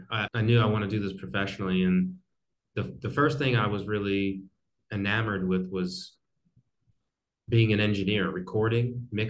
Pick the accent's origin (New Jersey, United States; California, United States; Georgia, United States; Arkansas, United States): New Jersey, United States; I grew up in New Jersey and close to Philadelphia.